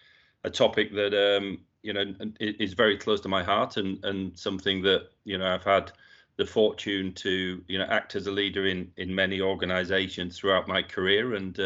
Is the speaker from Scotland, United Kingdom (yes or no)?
no; Yorkshire and the Humber, United Kingdom; I was born and brought up in Yorkshire. I was the youngest of four children, and all my siblings, I had two brothers and a sister.